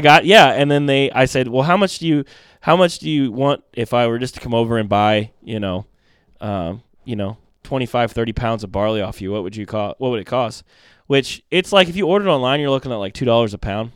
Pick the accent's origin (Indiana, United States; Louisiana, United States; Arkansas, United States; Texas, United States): Indiana, United States; Mount Vernon; born or raised there; also born or lived in Groton, Connecticut